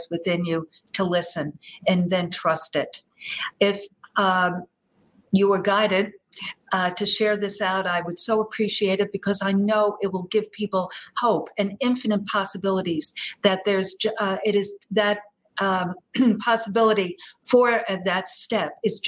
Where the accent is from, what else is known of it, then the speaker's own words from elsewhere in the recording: New York area, United States; moved away as an adult; now in Texas, United States; a New York girl deep in the heart of Texas as a young gal, a young child, and then growing up in the New York area during the 60s and 70s